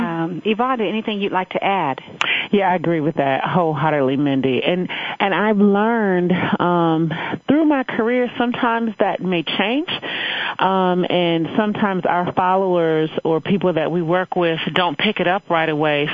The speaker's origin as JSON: {"language": "English", "town": "Chicago", "region": "Illinois", "country": "United States", "also_born_or_lived": "Evanston, Illinois", "moved": "as an adult", "said": "I hail from Chicago, Illinois"}